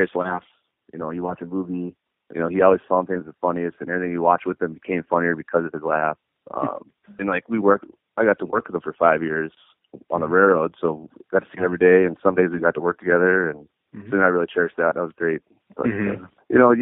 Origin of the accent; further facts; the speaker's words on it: Minot, North Dakota, United States; also born or lived in Williston, North Dakota; I was born in Williston, but grew up in Minot